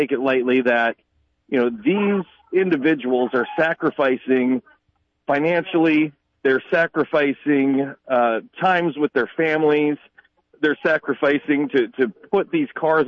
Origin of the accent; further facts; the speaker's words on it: Hartford, South Dakota, United States; We grew up dirt poor in Hartford